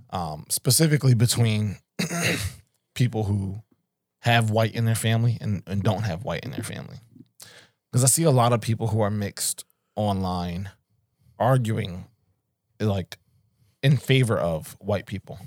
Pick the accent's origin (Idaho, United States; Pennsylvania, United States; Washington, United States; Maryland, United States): Pennsylvania, United States; Philadelphia; I'm coming from West Philly